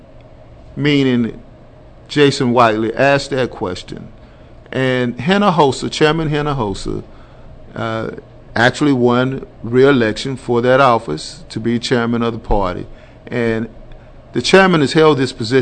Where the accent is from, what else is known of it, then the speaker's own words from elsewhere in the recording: the South, United States; I'm from the South